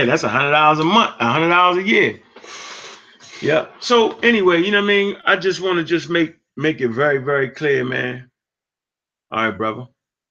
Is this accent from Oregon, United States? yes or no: no; Texas, United States; I'm a Texan.